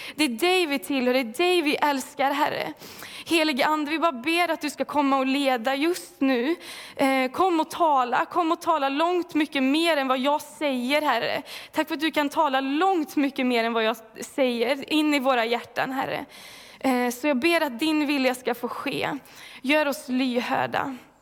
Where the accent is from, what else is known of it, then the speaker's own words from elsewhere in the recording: Falköping, Västra Götaland, Sweden; moved away as an adult; now in Mullsjö, Sweden; jag kommer ifrån Falköping från början. Eh, blev frälst där när jag var 16 år gammal